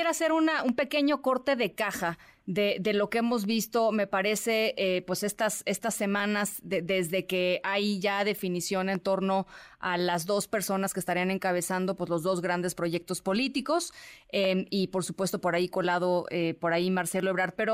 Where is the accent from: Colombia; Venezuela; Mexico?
Mexico; en vez de hablar de lo trabajadores que somos las mexicanas y los mexicanos